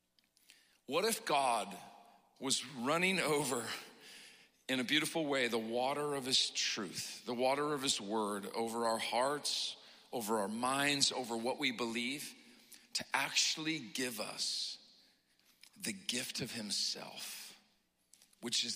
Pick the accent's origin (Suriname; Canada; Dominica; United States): United States; Pacific Northwest; I come from the Pacific Northwest